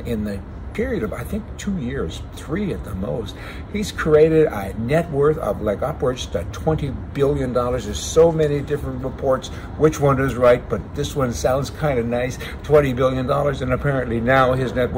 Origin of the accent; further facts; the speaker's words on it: the Canadian Prairies, Canada; I'm from the West, from the prairies